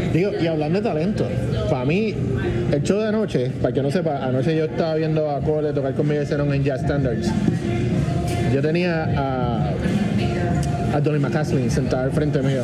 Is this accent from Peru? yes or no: no; San Juan, Puerto Rico; yo recuerdo creciendo yo vivía en Country Club